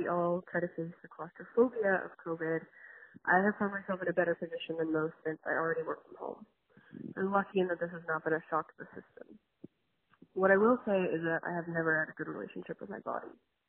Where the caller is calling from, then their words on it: Los Angeles, California, United States; of Not All Geminis, and I'm calling from Los Angeles.